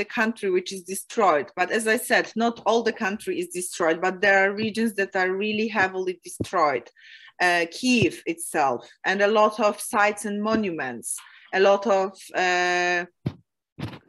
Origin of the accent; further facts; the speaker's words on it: Poland; came to my hometown